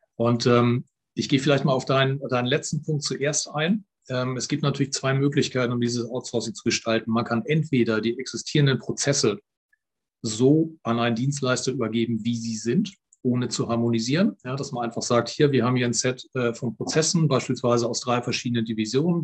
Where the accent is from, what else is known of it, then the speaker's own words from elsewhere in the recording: Germany; bei uns in Deutschland